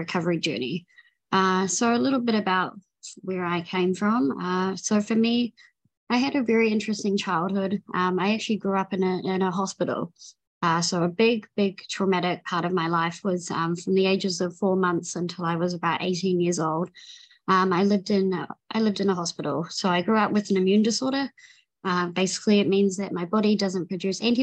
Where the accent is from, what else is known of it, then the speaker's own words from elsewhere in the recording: New Zealand; I'm from New Zealand. So I grew up in New Zealand